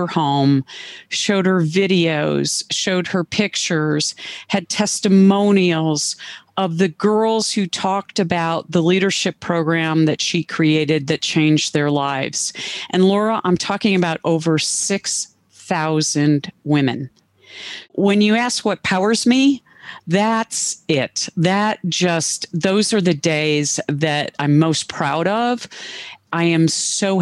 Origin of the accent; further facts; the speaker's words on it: Cleveland, Ohio, United States; moved away as an adult; I moved back to Cleveland, my hometown